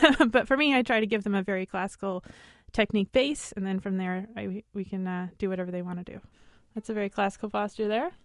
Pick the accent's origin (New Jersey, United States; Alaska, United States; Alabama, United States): Alaska, United States; I'm from Alaska, and my heritage is mostly German on my dad's side